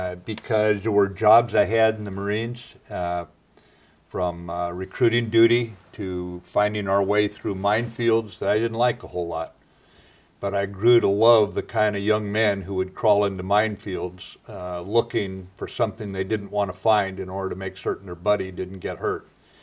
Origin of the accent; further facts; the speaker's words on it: Pacific Northwest, United States; To me, it was a great place to grow up, a great time to grow up, and I thoroughly enjoyed growing up in the Pacific Northwest with all it had to offer, yes.